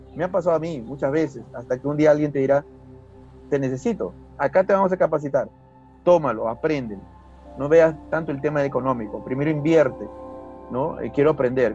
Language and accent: Spanish; Huacho, Lima, Peru; vengo de Guacho nuevamente menciono a mi, a, mi, ciudad natal